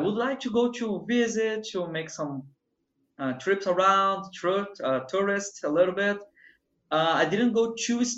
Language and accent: English; Espírito Santo, Brazil; English is a second language; also born or lived in Rio de Janeiro; I'm from Rio. I was born in Rio, okay. But I've been living in Espírito Santo since I was a little kid